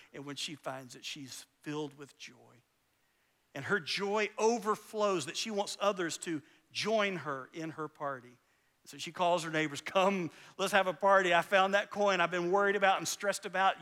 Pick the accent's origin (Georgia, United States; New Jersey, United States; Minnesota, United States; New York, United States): Georgia, United States; Valdosta; also born or lived in Alabama / Lake Park, Georgia; I grew up in Valdosta, Georgia. I was born in Alabama, but really Valdosta and Lake Park, Georgia was home for me